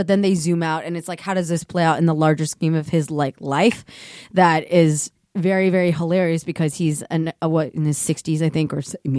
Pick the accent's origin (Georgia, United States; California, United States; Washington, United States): California, United States; Cupertino; I feel like I'm like a secondary Chinese person. Yeah. I grew up in Cupertino